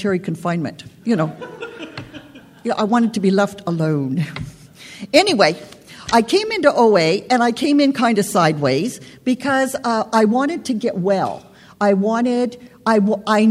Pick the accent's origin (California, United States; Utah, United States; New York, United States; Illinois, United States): California, United States; San Fernando Valley; I'm from the San Fernando Valley